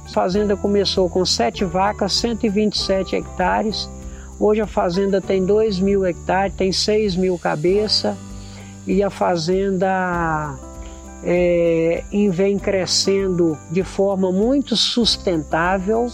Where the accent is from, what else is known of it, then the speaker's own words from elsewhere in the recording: Governador Valadares, Minas Gerais, Brazil; now in Pará, Brazil; eu sou mineiro de Valadares